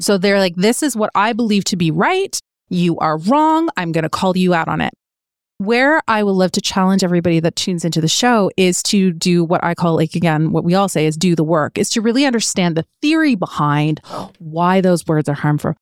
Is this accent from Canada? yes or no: yes; Canada; growing up in Canada means that we were raised with certain belief structures from our parents